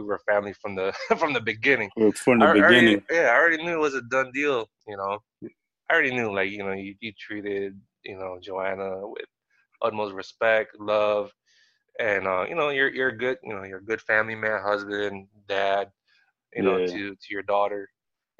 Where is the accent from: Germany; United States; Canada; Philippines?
United States; Maryland; moved away as an adult; also born or lived in California; born and raised in, you know, Maryland.